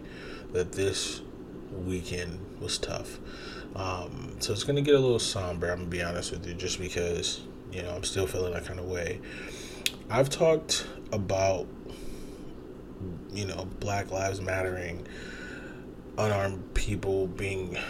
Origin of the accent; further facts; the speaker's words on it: Toledo, Ohio, United States; I'm from Toledo